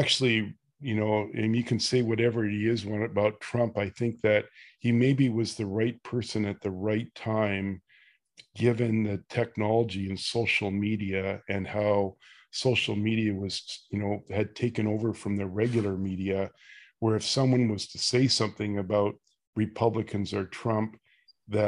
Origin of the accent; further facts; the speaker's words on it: Canada; being Canadian